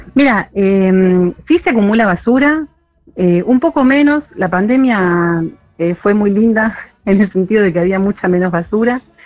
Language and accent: Spanish; Morón, Buenos Aires Province, Argentina; moved away as an adult; now in Punta Lara, Argentina; como buena con urbanera desde Morón, peregriné cuando era chica a Punta Lara